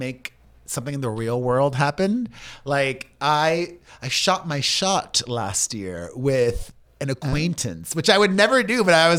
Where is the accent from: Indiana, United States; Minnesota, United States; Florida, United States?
Florida, United States; Miami; moved away as an adult; also born or lived in New York City; I moved back to New York. I went to college. I'm from Miami originally. Went to school in New York City.